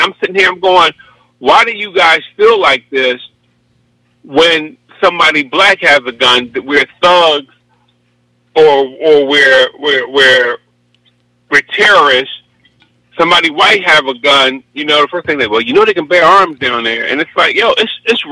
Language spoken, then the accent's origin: English; Philadelphia, Pennsylvania, United States; I'm from Philly. I'm up in Mount Airy